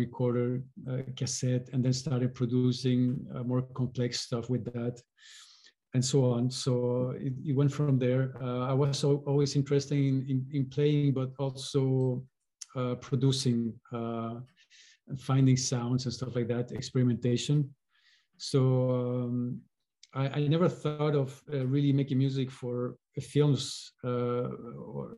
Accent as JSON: {"language": "English", "country": "Chile", "tie": "born or raised there", "said": "I was born in Chile, and culturally speaking, folk music was very present"}